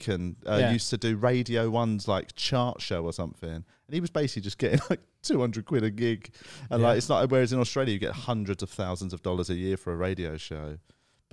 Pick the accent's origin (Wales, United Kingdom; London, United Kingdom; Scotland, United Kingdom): London, United Kingdom; I'm a Southwest Londoner